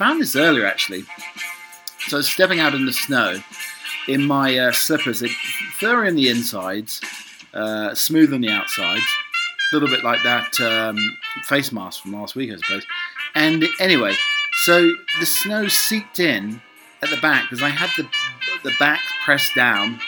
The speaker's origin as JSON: {"language": "English", "country": "United Kingdom", "said": "I'm a British butler."}